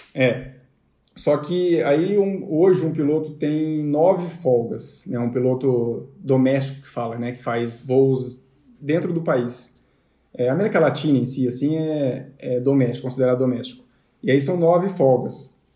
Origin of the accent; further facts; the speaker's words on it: Londrina, Paraná, Brazil; a gente é de Londrina